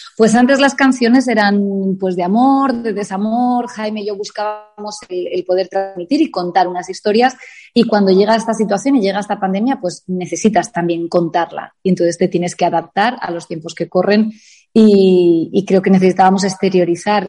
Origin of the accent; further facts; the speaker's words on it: Elche, Valencian Community, Spain; moved away as an adult; also born or lived in Alicante / Madrid; now in Palma de Mallorca, Spain; es verdad que soy nacida en Alicante, pero he vivido toda mi infancia en Elche y a los 18 años me voy a Madrid